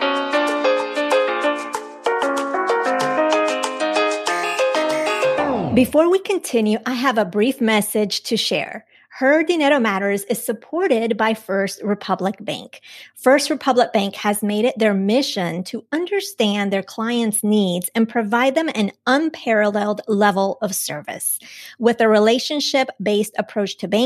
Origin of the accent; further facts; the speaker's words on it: Colombia; I was born in Colombia.